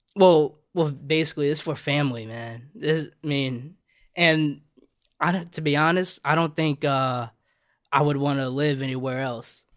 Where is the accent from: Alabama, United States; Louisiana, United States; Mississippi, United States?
Louisiana, United States; New Orleans; if you know anything about New Orleans, I was born and raised on the West Bank